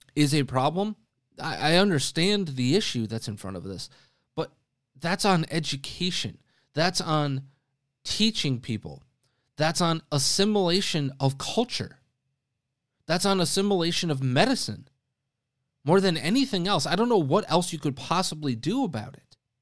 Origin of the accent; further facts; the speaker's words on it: Wisconsin, United States; moved away; my home state in Outagamie County, again, that's in Wisconsin